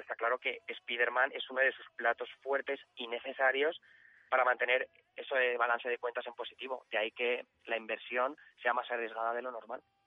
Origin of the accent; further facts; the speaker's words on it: Valencian Community, Spain; como somos de la Comunidad Valenciana